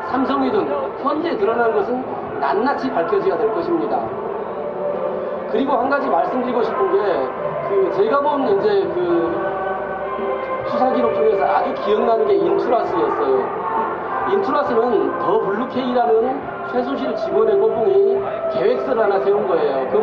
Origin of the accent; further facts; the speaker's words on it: Wonju, Gangwon, South Korea; 안녕하세요. 저는 강원도 원주에서 왔고요.